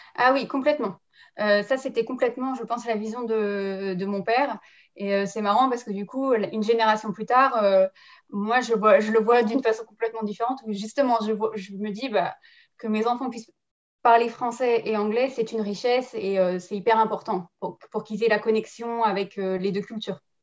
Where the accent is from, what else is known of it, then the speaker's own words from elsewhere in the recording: France; moved away as an adult; now in New Zealand; Je suis euh, née en France, j'ai grandi en France, mais avec un papa kiwi.